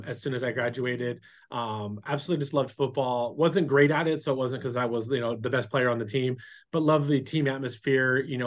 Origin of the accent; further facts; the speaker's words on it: San Diego, California, United States; also born or lived in Las Vegas / Santee / Lakeside; I was born here in San Diego